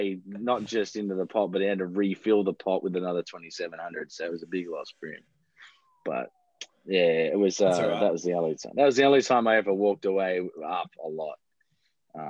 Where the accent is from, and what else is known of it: Australia; also born or lived in United States